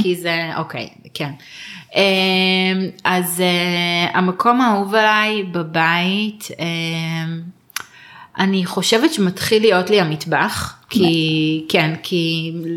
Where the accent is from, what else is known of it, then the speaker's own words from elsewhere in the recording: Israel; אנחנו ישראלים